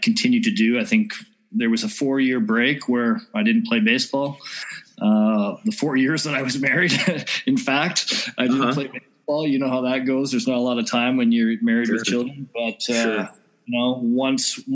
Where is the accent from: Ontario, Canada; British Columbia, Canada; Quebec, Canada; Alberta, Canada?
British Columbia, Canada; Vernon; moved away as an adult; now in Austria; born, raised in Vernon, lived there for most of my life until 2004 when I moved to Austria